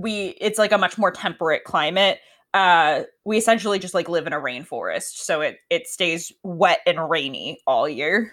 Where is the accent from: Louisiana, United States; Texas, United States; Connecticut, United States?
Connecticut, United States; now in Washington, United States; I grew up in Connecticut, and that's where I learned to drive